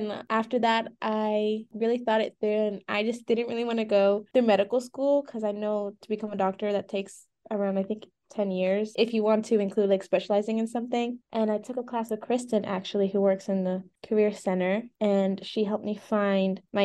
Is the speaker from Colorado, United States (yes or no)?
no; Lehigh Valley, Pennsylvania, United States; I'm from the Lehigh Valley area